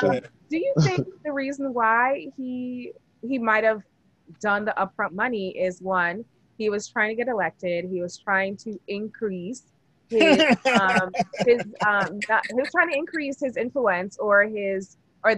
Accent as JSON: {"language": "English", "country": "Jamaica", "tie": "born or raised there", "moved": "yes", "said": "because I'm an immigrant. I was born and raised in Jamaica, and I moved here in the early"}